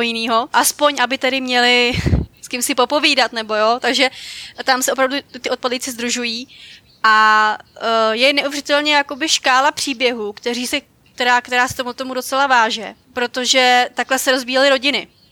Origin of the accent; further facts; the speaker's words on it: Dobříš, Central Bohemian Region, Czechia; já jsem u nás na Dobříši, já jsem z Dobříše a u nás přímo máme sál království